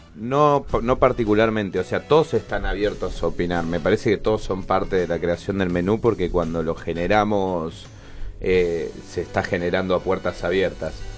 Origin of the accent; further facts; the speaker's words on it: Córdoba, Argentina; also born or lived in Catamarca; now in Buenos Aires, Argentina; Yo nací en un pueblo que, se llama, que es Catamarca, en el norte del país, y después me crié en Córdoba